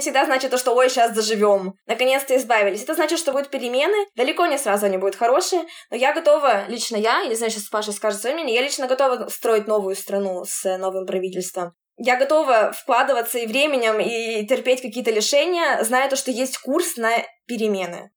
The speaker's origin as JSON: {"language": "Russian", "region": "Urals", "country": "Russia", "also_born_or_lived": "Moscow", "moved": "as an adult", "lives_now": "Tel Aviv, Israel", "said": "мы с Урала"}